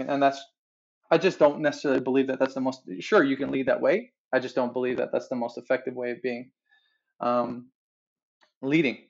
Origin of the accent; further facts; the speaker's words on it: Newfoundland and Labrador, Canada; moved away as an adult; also born or lived in Fort McMurray; now in Calgary, Canada; I was born and raised in Newfoundland, uh, just magical land on the east coast of Canada, and uh, and grew up there